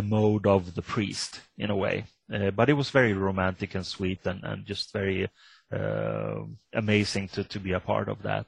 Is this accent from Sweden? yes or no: yes; Sweden; I come from Sweden